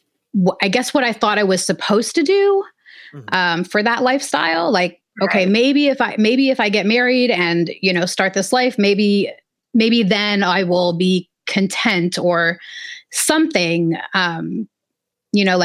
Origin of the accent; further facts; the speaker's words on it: Los Angeles, California, United States; I grew up in Southern California. I grew up in Los Angeles.